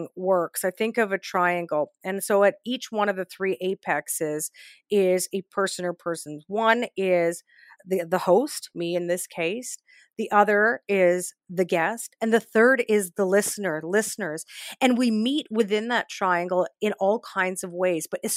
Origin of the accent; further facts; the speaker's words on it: Saskatoon, Saskatchewan, Canada; now in Toronto, Canada; born and raised in Saskatoon to parents who came to Canada back in 1967